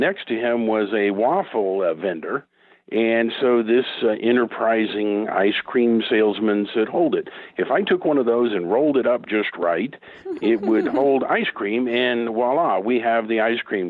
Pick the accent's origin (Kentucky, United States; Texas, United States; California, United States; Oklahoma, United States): Oklahoma, United States; here in my home state of Oklahoma